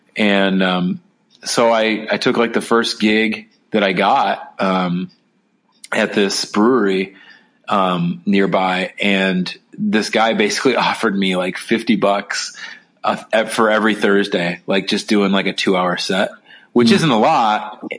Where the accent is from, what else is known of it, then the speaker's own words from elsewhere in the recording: Chicago, Illinois, United States; moved away; I'm from Chicago originally